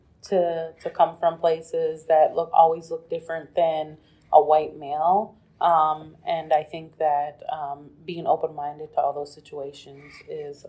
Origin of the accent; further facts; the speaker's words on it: Kansas City, Missouri, United States; woman from the east side of Kansas City